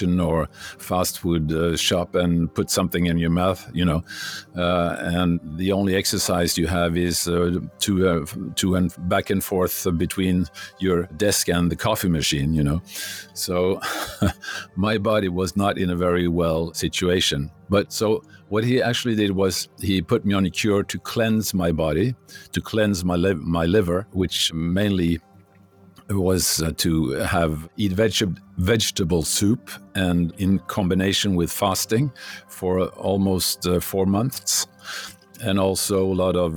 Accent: Norway; English is a second language

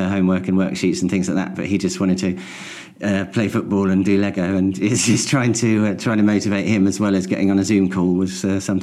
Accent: St Albans, East of England, United Kingdom; moved away as an adult; also born or lived in Welwyn Garden City / East Herts; now in East Hertfordshire, United Kingdom; I'm from St Albans. I was born in Welwyn Garden City, which was the nearest hospital. But yeah, I'm from St Albans and my parents are still there.

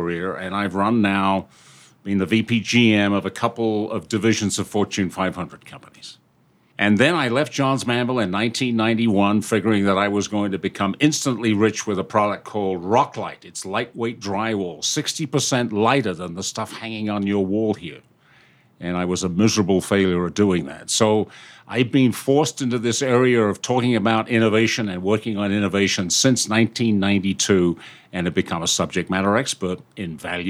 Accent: United Kingdom; moved away as an adult; now in United States; I'm a Brit, and I came over here a long time ago.

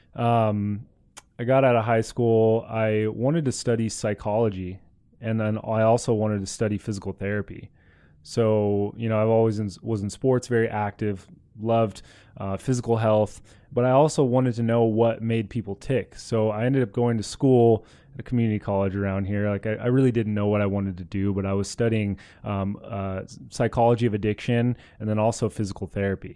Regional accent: Southern California, United States; I was born in Southern California

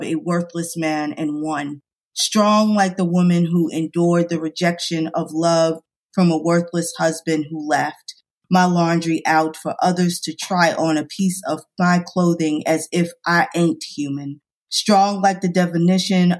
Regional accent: New York, United States; moved away; I'm from New York

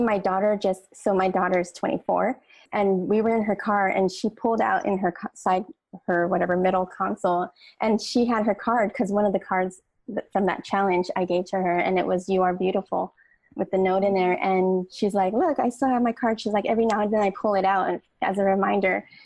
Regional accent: Hawaii, United States; my grandmother, my mom, and then all our siblings were all born in Hawaii, but we're all of Filipino descent

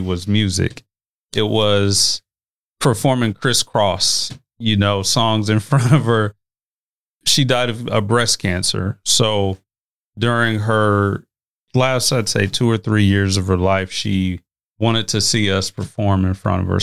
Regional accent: Omaha, Nebraska, United States; I also grew up in North Omaha

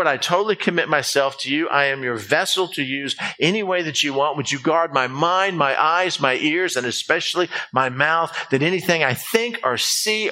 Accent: United States; being an American

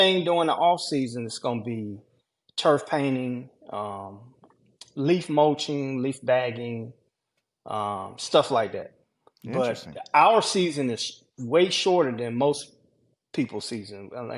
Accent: Georgia, United States; I'm from Georgia.

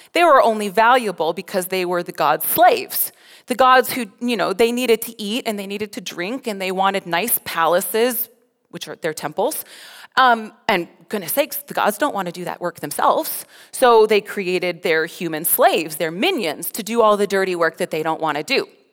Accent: Colorado, United States; moved away as an adult; also born or lived in Ontario, Canada; now in Alberta, Canada; I'm from Colorado

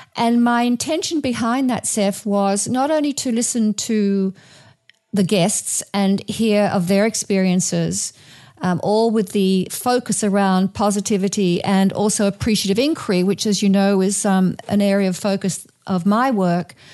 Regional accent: Australia; moved away as an adult; now in United States; coming from Australia, I come from an Anglo-Saxon kind of cultural heritage

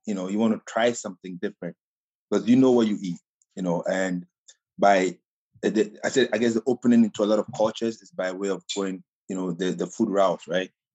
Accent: Ghana; accent: Ghana accent; moved away as an adult; I grew up in Ghana

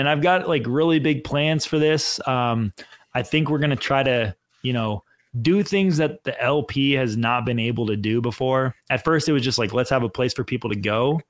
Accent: Pennsylvania, United States; born there; also born or lived in California; I was born in Pennsylvania, so I know what the snow looks like. You know, I actually kind of missed it when I was in California because it was 115 degrees for 3 months a year.

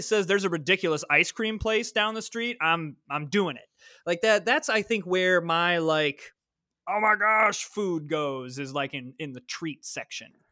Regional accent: Midwest, United States; I'm from the Midwest, and I got, got that A in there.

